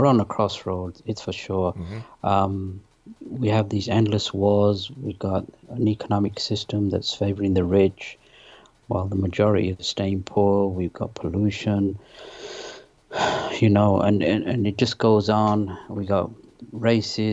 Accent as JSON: {"language": "English", "region": "London", "country": "United Kingdom", "tie": "born or raised there", "also_born_or_lived": "Pakistan / north of England", "moved": "yes", "lives_now": "United States", "said": "I was born in Pakistan. My parents moved to England when I was 3. I lived in the north of England. Then we moved to London when I was 10"}